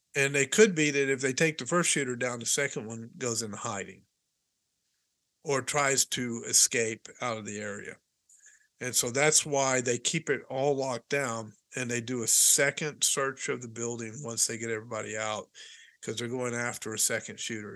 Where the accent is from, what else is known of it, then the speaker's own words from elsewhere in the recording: Hendersonville, Tennessee, United States; moved away as an adult; also born or lived in Nashville, Tennessee; I was born in Baptist Hospital in Nashville, Tennessee. Raised, yeah. raised. I my my first three years we were in we lived in Nashville, mm-hmm. and then uh, moved to Hendersonville, Tennessee